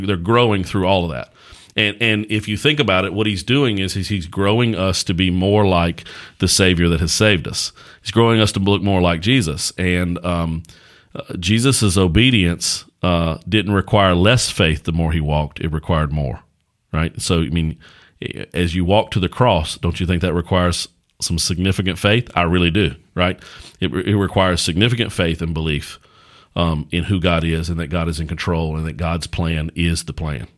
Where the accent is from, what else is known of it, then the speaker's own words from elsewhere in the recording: Axton / Martinsville / Danville area, Virginia, United States; born and raised in this area that we're from.